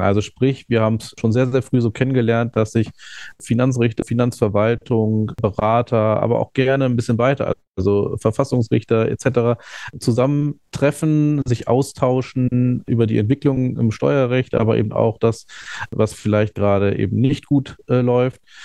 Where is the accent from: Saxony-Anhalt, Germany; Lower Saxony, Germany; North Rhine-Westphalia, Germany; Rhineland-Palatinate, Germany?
Lower Saxony, Germany; Hanover; ich bin in Hannover geboren und aufgewachsen